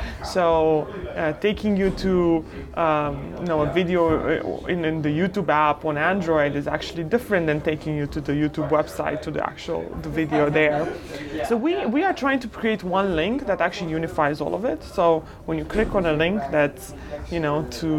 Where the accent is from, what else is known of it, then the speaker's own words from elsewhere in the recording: Romania; moved away as an adult; now in United States; was born and raised in Romania during communism